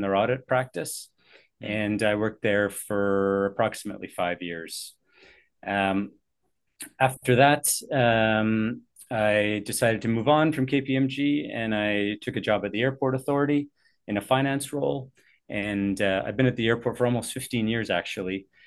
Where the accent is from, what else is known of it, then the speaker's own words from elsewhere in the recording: Richmond, British Columbia, Canada; I've uh, been born and raised in the Vancouver area. Um, grew up in Richmond, actually.